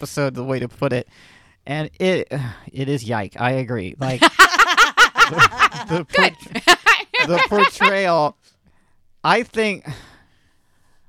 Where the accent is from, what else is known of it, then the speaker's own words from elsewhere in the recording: Florida, United States; I'm from Florida